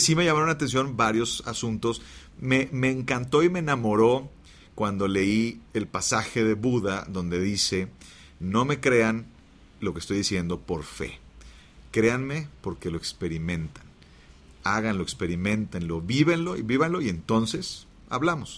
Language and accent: Spanish; Monterrey, Nuevo León, Mexico; Pero luego regreso a Monterrey, yo soy de Monterrey, regreso a Monterrey